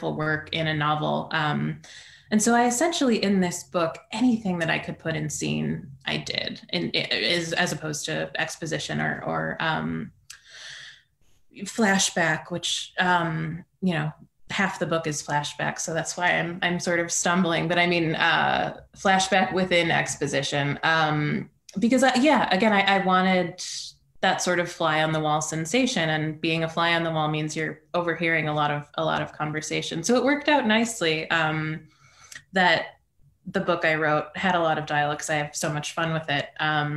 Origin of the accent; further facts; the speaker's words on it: Midwest, United States; I'm from the Midwest